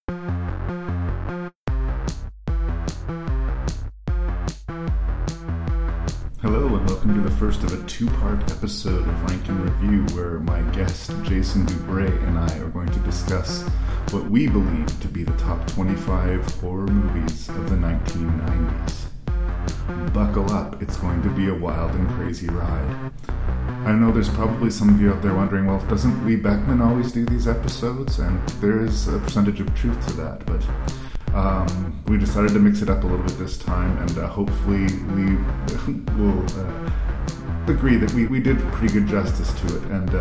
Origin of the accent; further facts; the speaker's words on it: Canada; I'm Canadian